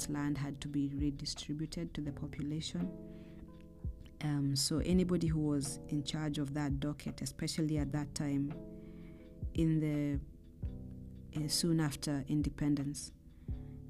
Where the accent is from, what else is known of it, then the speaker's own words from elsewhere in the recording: Kenya; I grew up in Kenya